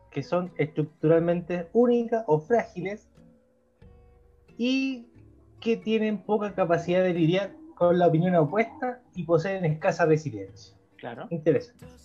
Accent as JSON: {"language": "Spanish", "country": "Chile", "said": "En español, por favor, en español, yo soy chileno."}